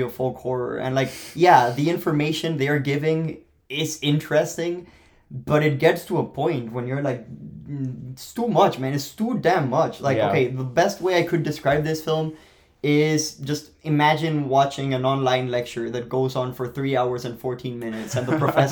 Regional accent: Colombia; English is a second language; moved away; I am Colombian. I am from Colombia

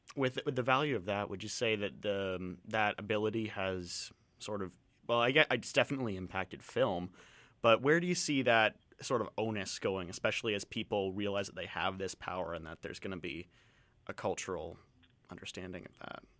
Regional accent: London, Ontario, Canada; I'm from Southern Ontario

